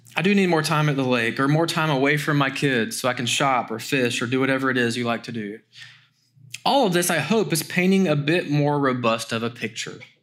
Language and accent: English; Greenville, South Carolina, United States; June twenty-fourth in the year of our Lord, nineteen eighty-five, I was born in Greenville, South Carolina